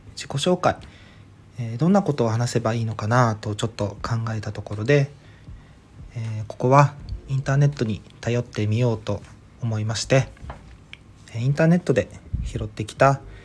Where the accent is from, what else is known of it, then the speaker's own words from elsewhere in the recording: Ishigaki, Okinawa, Japan; now in Okinawa Island, Japan; 出身地沖縄県の石垣島生まれで現在は沖縄本島に在住です